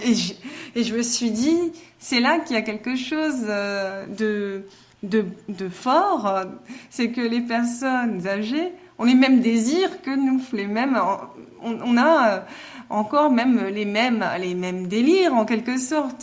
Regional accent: Mulhouse, Grand Est, France; je suis née à Mulhouse, euh, je suis une Alsacienne.

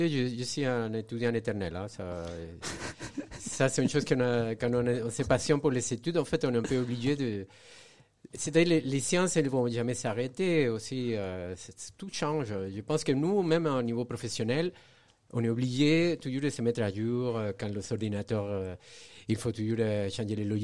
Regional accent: Venezuela; now in Saint-Étienne, France; je suis né dans un pays où je n'ai pas trop vécu, mais en fait, j'ai grandi au Venezuela.

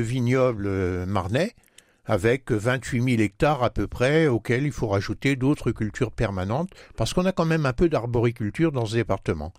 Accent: Marne, Grand Est, France; Si on arrive un peu plus près de chez nous, dans la Marne

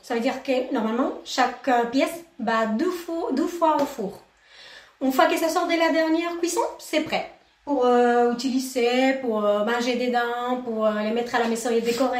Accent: Argentina; French is a second language; now in Courtisols, France; je suis argentine

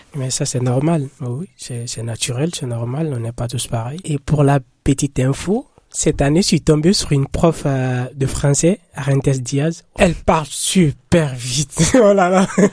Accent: Guinea; moved away; je suis guinéen

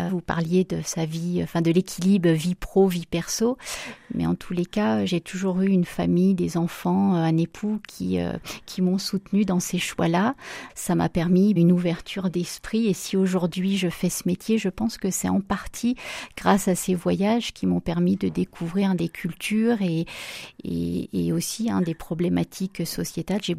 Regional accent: Saint-Étienne, Auvergne-Rhône-Alpes, France; Oui, oui, oui. Donc, je suis née à Saint-Étienne et donc euh, mes parents habitent toujours euh, dans la plaine du Forêt.

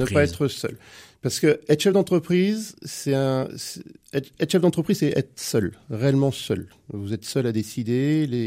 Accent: Cholet, Pays de la Loire, France; born there; mon père est angevin et ma mère est Choltaise. et je suis né à Cholet

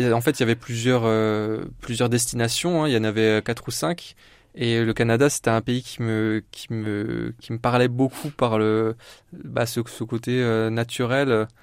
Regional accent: Épernay, Grand Est, France; now in Châlons-en-Champagne, France; je suis un vrai Marnais. Alors je suis pas né euh, dans la Marne exactement, mais euh, mais voilà, j'ai fait toute mon enfance à Épernay.

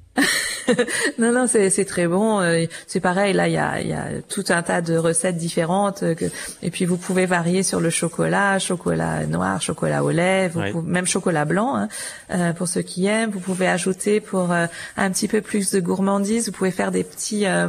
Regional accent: Auvergne-Rhône-Alpes, France; je suis originaire d'Auvergne

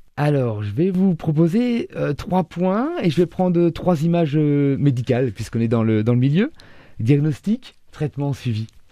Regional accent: Orléans, Centre-Val de Loire, France; Je suis né en 1978 à Orléans

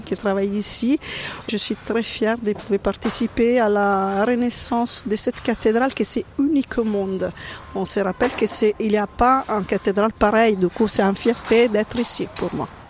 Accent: Italy; now in France; Moi, je suis italienne

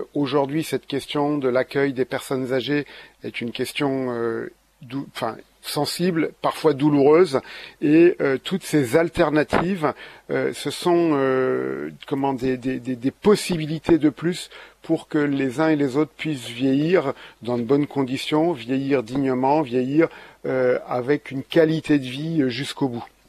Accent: Ardennes, Grand Est, France; je suis aussi originaire des Ardennes

